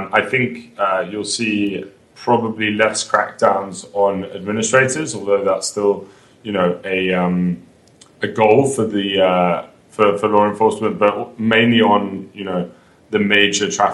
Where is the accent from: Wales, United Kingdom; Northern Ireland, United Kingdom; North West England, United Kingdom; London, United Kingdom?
London, United Kingdom; moved away as an adult; now in New York, United States; I'm from London